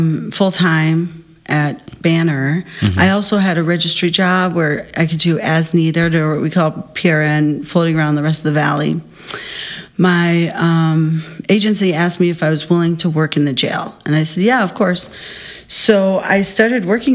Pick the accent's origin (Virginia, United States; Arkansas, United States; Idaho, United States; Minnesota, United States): Minnesota, United States; moved away as an adult; now in Arizona, United States; I actually grew up in Minnesota since I was 8